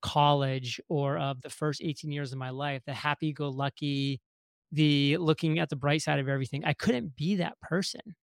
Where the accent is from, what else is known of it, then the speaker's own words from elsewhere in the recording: Maine, United States; moved away as an adult; growing up in Maine for the first eighteen years of my life in a very small town